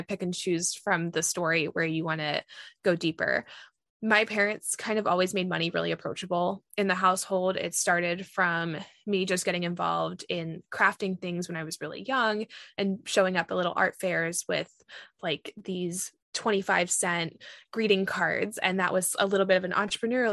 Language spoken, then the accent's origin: English; Virginia, United States; growing up in Virginia